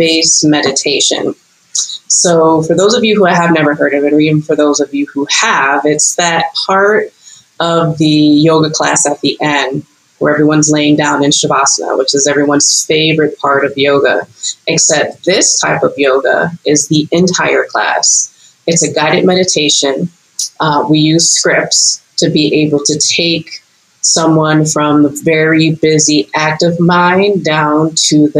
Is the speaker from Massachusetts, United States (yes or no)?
no; Los Angeles, California, United States; now in Costa Rica; born and raised in Los Angeles, California, but I've lived in like seven states and now a country